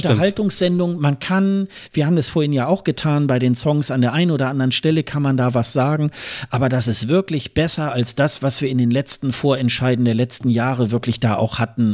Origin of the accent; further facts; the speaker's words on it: Germany; wir als Deutsche